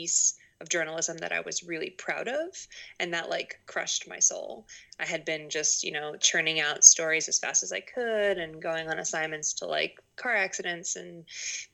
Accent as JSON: {"language": "English", "town": "Boston", "region": "Massachusetts", "country": "United States", "tie": "born or raised there", "also_born_or_lived": "Rhode Island / Maine", "moved": "as an adult", "said": "So I'm from Boston. I grew up in Boston"}